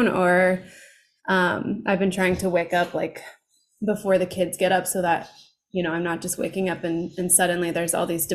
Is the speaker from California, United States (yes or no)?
yes; Southern California, United States; I've been growing up in Southern California my whole life